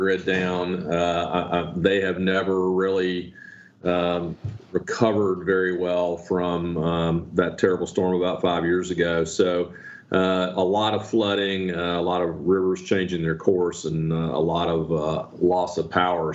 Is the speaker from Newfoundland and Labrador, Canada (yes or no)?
yes; Newfoundland and Labrador, Canada; moved away; I'm from Newfoundland originally